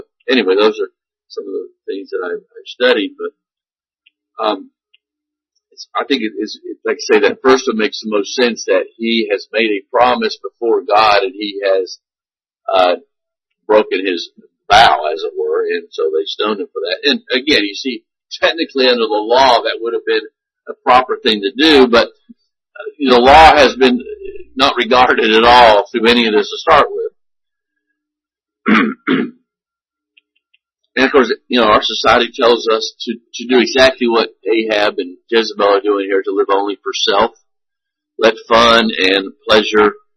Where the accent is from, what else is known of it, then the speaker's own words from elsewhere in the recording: United States; American Christians